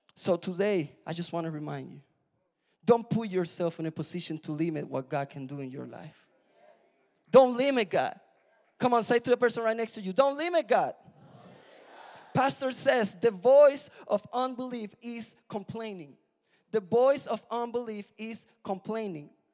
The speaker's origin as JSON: {"language": "English", "country": "Puerto Rico", "moved": "yes", "said": "I'm from Puerto Rico"}